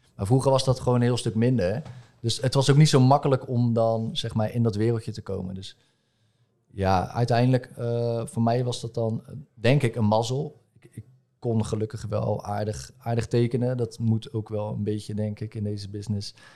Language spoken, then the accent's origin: Dutch; Rotterdam, South Holland, Netherlands; ik kom uit Rotterdam